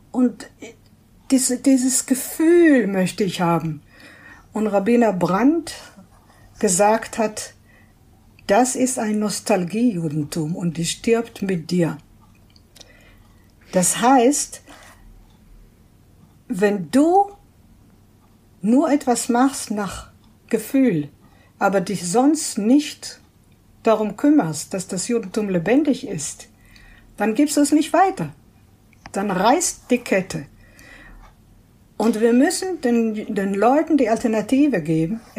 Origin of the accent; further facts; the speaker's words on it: Israel; Denn ich bin gebürtige Israelin, zwar stammen meine Eltern aus äh, Stuttgart, aus Deutschland, aber ich bin in Israel aufgewachsen und ich weiß, wie das ist.